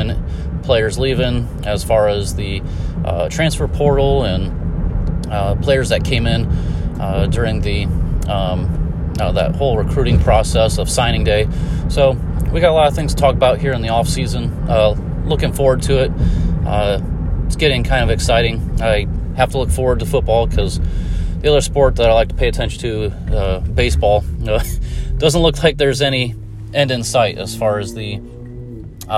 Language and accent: English; Indiana, United States; my home state of Indiana